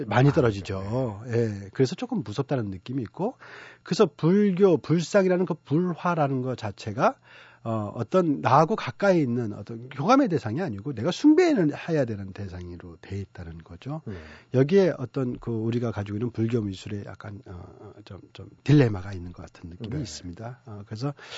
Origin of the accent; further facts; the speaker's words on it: South Korea; moved away as an adult; also born or lived in Dunhuang, China; 내가 한국 사람이라는 생각을 못 하고 살았던 것 같아요.